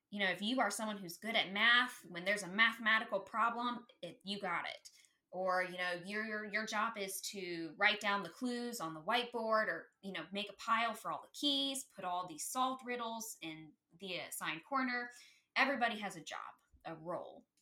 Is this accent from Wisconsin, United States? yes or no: no; Akron, Ohio, United States; I am from Northern Ohio. I know you had mentioned that you were from Cleveland. So I grew up more uh, closer to the Akron area.